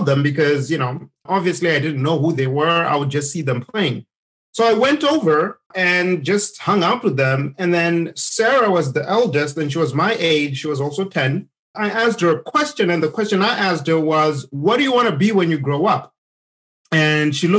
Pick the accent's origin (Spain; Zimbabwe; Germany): Zimbabwe; now in United States; When I was growing up in Zimbabwe, I used to walk 2 miles to school.